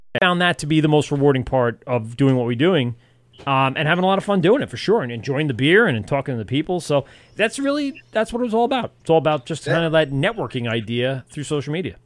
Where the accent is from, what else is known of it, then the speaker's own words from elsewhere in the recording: Amityville, New York, United States; I grew up in Amityville. I live uh, two towns over